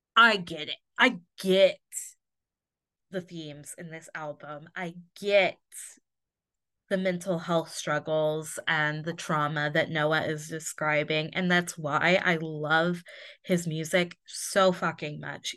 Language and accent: English; Indiana, United States; moved away; I grew up in Indiana, obviously, in a very small town, but I only lived, like, twenty minutes from Ohio